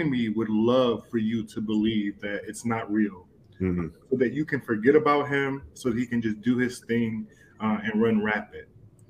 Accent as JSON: {"language": "English", "town": "Detroit", "region": "Michigan", "country": "United States", "tie": "born or raised there", "moved": "yes", "lives_now": "Chicago, United States", "said": "I'm originally from Detroit, born and raised."}